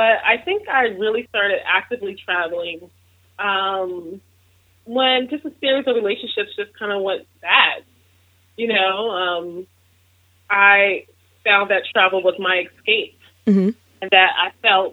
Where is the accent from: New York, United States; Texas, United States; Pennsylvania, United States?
Pennsylvania, United States; Philadelphia; I'm actually from Philly